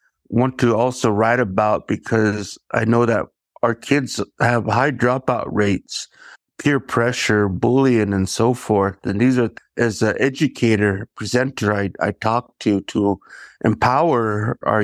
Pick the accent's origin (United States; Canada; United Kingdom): United States; Nespelem, Washington; I am here from the Colville Confederated Tribes, our homeland, based in Nespelem, Washington